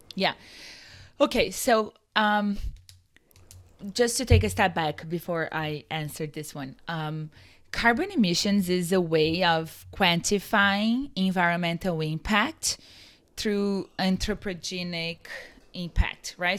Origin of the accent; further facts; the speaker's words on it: Brazil; moved away as an adult; also born or lived in San Diego, California; now in United States; I'm from Brazil originally, and I moved to the U S roughly six years ago